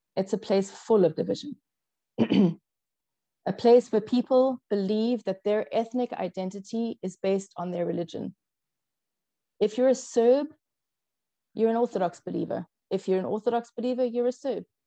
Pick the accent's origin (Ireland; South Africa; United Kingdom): South Africa; first language English; I was brought up in South Africa. I'm a white, English speaking South African